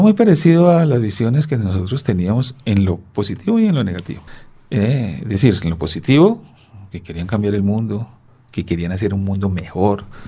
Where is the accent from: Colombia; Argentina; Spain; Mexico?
Colombia; Chocó; moved away; Yo pasé mi infancia en el Chocó